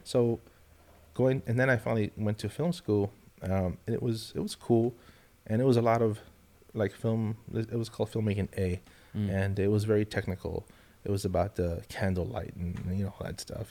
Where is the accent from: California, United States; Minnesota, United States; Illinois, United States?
California, United States; Los Angeles; moved away as an adult; now in Austin, United States; Born in Los Angeles. Wow. I lived in in the housing projects